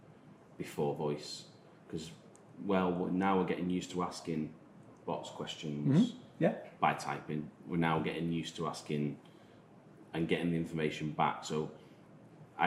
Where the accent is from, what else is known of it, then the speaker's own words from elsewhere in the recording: Isle of Man; accent: Manx; my Manx accent